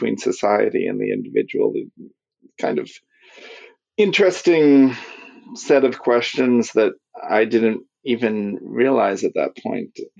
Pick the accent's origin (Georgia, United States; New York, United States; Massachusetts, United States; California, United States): Massachusetts, United States; Marshfield; also born or lived in Michigan; now in Texas, United States; I grew up outside Marshfield, Massachusetts, which is near Cape Cod